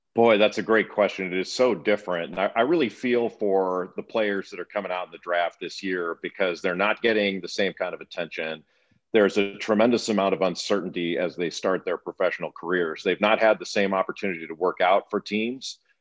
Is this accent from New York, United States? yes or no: no; Los Angeles, California, United States; moved away; also born or lived in East Coast, United States; I grew up in Los Angeles and I've, I always considered myself a Californian and I've lived twice as long on the East Coast as I ever did on the West